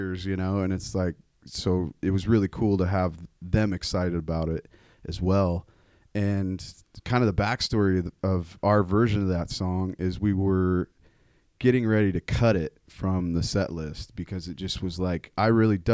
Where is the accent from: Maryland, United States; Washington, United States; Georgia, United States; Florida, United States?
Washington, United States; Sedro-Woolley; born and raised in Cedar Woolley, Washington